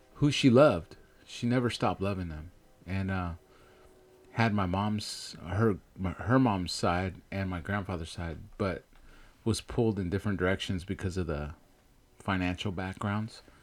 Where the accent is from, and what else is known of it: Bay Area, California, United States; born or raised there; also born or lived in Chihuahua, Mexico